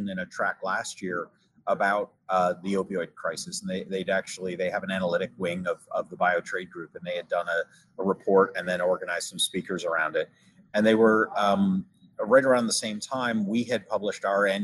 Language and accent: English; Maine, United States; also born or lived in United Kingdom; done some amateur journalism for a local radio station in my hometown up in Maine